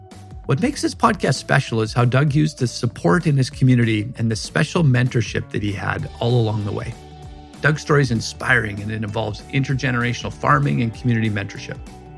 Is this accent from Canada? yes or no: yes; Western Canada, Canada; So I'm from Western Canada